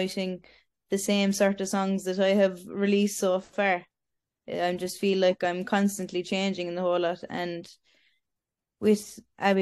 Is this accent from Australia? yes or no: no; Ireland; also born or lived in Romania; I was adopted over to Irish parents